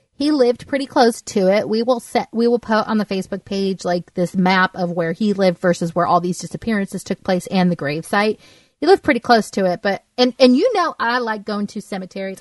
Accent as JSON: {"language": "English", "region": "Southern California", "country": "United States", "tie": "born or raised there", "said": "I grew up in Southern California"}